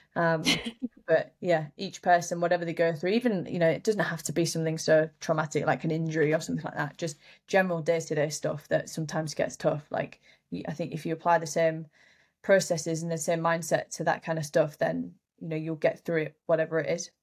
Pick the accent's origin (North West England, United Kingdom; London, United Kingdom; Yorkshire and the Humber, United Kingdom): Yorkshire and the Humber, United Kingdom; I was late at home in my hometown up in Yorkshire